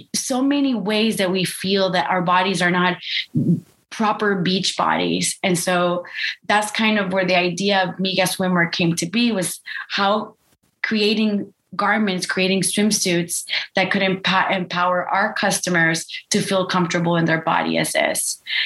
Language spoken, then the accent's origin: English; Costa Rica; I grew up in Costa Rica